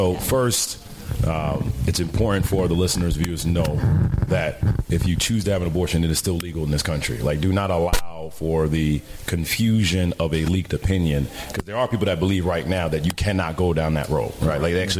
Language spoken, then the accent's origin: English; New York City, New York, United States; I'm a cat from the Bronx all day, every day